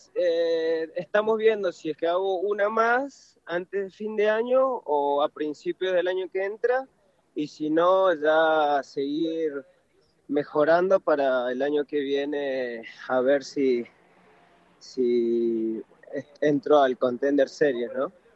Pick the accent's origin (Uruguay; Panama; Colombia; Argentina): Argentina; also born or lived in Peru / Córdoba, Argentina; yo nací, en Perú, pero sí, me, crié allá en Argentina